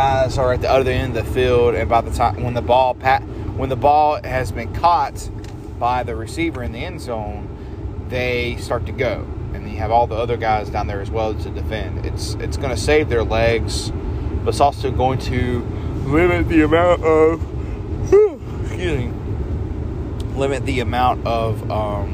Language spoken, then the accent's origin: English; North Carolina, United States; we're from North Carolina